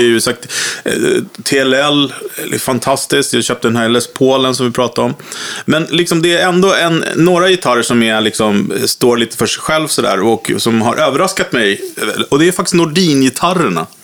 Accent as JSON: {"language": "Swedish", "town": "Vaxholm", "region": "Stockholm County", "country": "Sweden", "tie": "born or raised there", "said": "jag är uppvuxen i Vaxholm då för länge sedan"}